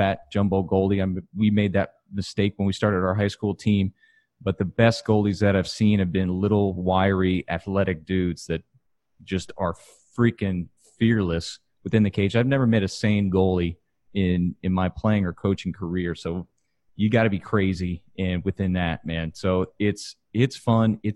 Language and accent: English; Katy, Texas, United States; I'm from Katy, Texas, which is west of Houston, and football is life.